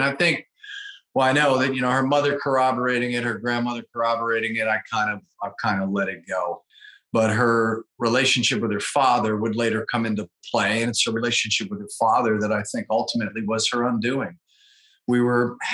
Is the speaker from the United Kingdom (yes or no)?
no; Pittsburgh, Pennsylvania, United States; moved away as an adult; also born or lived in Louisville, Kentucky / North Carolina; now in Charleston, United States; Originally from the Pittsburgh, Pennsylvania area